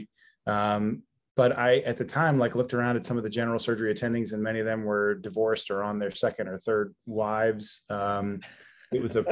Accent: Philadelphia, Pennsylvania, United States; moved away as an adult; now in Georgia, United States; I was born and grew up in Philadelphia in a suburb just outside the Northeast.

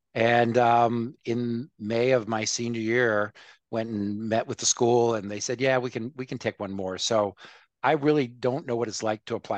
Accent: Montgomery County, Maryland, United States; also born or lived in Boston, Massachusetts; So although I was born in Boston, my father was a sock salesman, sold socks, and we moved to Maryland, which is where I really grew up, and grew up in Montgomery County, Maryland, in a, you know, sort of a typical middle class existence of the 60s and late 50s.

